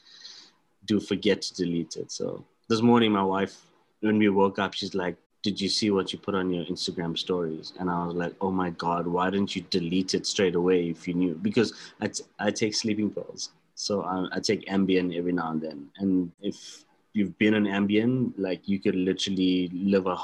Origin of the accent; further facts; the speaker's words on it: South Africa; being a South African and from our lovely tropical climates